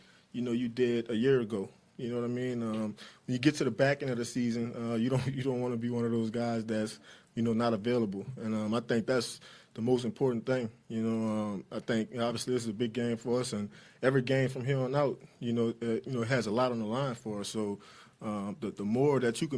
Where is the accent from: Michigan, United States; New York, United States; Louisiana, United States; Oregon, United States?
Louisiana, United States; New Orleans; I grew up in New Orleans